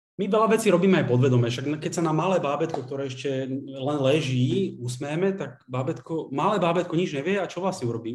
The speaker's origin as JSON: {"language": "Slovak", "town": "Bratislava", "region": "Bratislava Region", "country": "Slovakia", "said": "Z Bratislavy."}